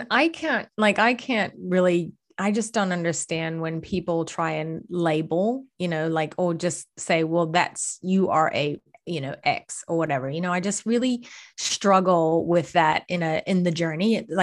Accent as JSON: {"language": "English", "town": "Boston", "region": "Massachusetts", "country": "United States", "accent": "Boston", "moved": "yes", "lives_now": "Australia", "said": "that sounds a little bit like Boston. That's my Boston accent."}